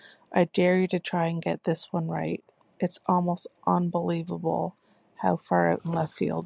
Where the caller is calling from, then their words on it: Fredericton, New Brunswick, Canada; I'm calling from Fredericton, just outside Majorville, New Brunswick.